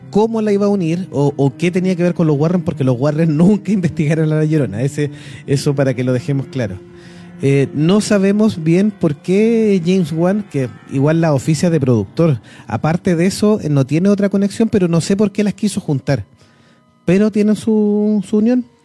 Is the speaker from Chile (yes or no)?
yes; Chile; también la tenemos la cultura chilena